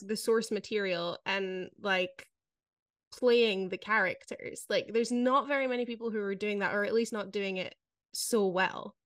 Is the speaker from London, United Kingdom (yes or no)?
no; Scotland, United Kingdom; moved away as an adult; now in Netherlands; I grew up in Scotland